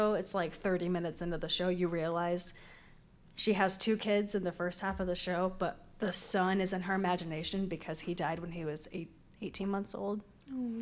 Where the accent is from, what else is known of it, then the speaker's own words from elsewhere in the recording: Waxahachie, Texas, United States; I'm from Waxahachie and I drove all the way over here